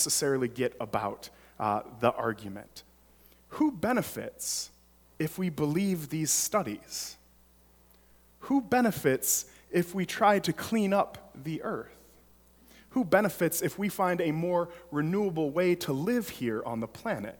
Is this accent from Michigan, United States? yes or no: yes; Detroit, Michigan, United States; now in Arlington Heights, United States; I'm originally from Metro Detroit area